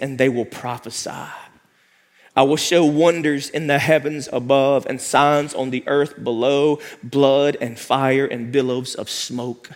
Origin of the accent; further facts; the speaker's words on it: United States; we as the American church